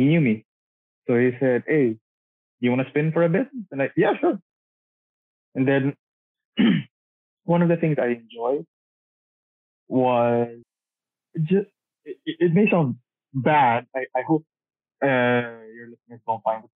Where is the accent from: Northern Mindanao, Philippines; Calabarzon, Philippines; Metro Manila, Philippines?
Northern Mindanao, Philippines; Cagayan de Oro; here in my hometown in Cagayan de Oro